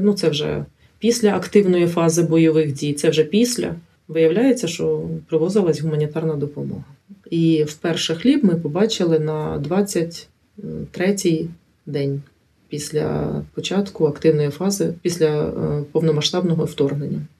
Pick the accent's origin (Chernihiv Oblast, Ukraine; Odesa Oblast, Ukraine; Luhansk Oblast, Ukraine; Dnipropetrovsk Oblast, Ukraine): Chernihiv Oblast, Ukraine; Chernihiv; also born or lived in Kulychivka, Chernihiv Oblast; я народилася в місті Чернігів, але вже 14 років проживаю в селі.